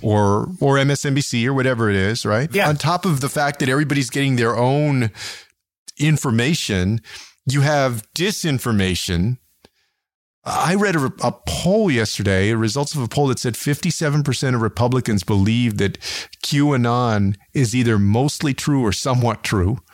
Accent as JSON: {"language": "English", "town": "San Antonio", "region": "Texas", "country": "United States", "tie": "born or raised there", "said": "my hometown of San Antonio"}